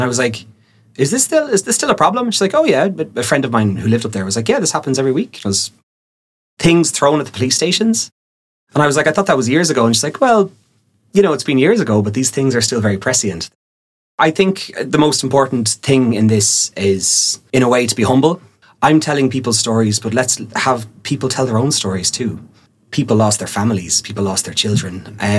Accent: County Meath, Ireland; I'm a guy from Meath who had no knowledge of Northern Ireland in the past whatsoever.

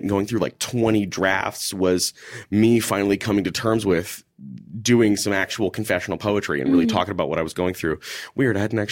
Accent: Houston, Texas, United States; moved away; also born or lived in Minneapolis; I grew up in Houston, Texas

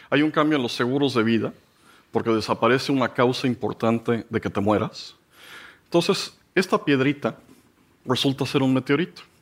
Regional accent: Mexico; Y llegué y les dije, pues miren, yo soy un pobre mexicano

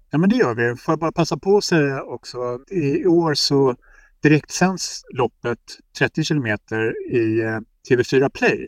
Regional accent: Lidingö, Stockholm County, Sweden; Jag är ju uppvuxen på Lidingö

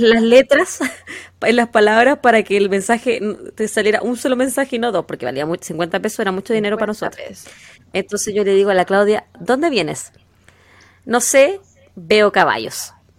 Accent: Quillota, Valparaíso, Chile; de la zona de donde yo donde yo me crié, donde yo nací

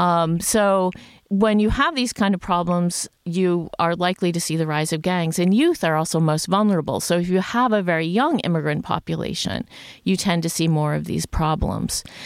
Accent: United States; moved away as an adult; also born or lived in New York City; now in Sweden; I'm originally from the United States

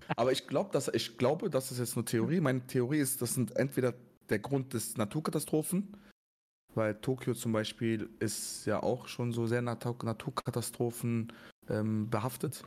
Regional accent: Germany; wenn mich jemand fragt, woher kommst du, als was siehst du dich, ich sage immer Deutsch

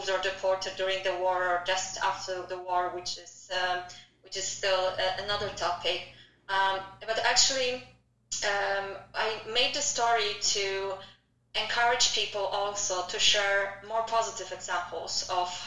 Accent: southeast Poland, Poland; and also, you know, in my hometown in the southeast of Poland, there are so many people who who have

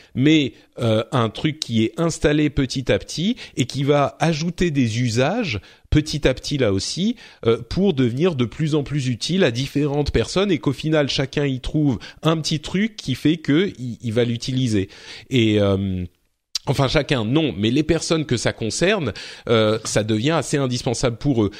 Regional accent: France; chez nous, en France

